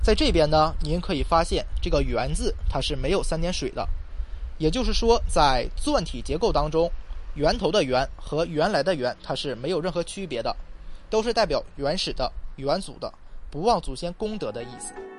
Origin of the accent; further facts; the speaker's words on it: Shanxi, China; 咱们山西是一个太平之地，因为是黄土高原嘛，所以四周呢总是有一些崇山峻岭，道路很少，易守难攻嘛